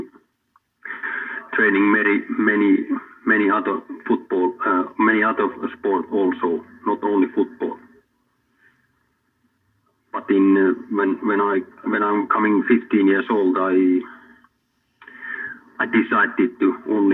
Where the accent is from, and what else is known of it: Finland; born or raised there